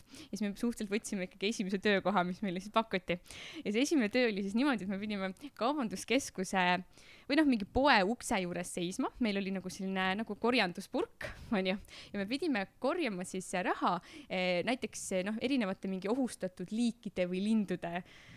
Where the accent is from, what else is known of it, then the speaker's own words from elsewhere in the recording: Tartu, Tartu County, Estonia; ma olen Tartust pärit ja siis ma Tartu linna peal müüsin jäätist